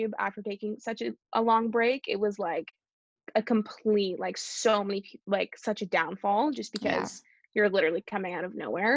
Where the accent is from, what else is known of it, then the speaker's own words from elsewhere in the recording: Canada; I'm so lucky to have been born here.